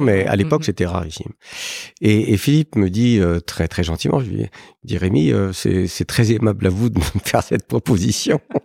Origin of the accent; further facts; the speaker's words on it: Paris, Île-de-France, France; je suis né euh, à Paris euh, il y a bien longtemps, en 1955